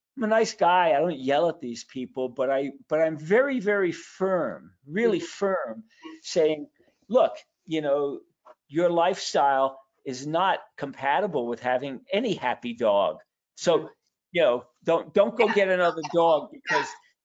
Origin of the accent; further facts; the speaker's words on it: New York City, New York, United States; I was born in Brooklyn, New York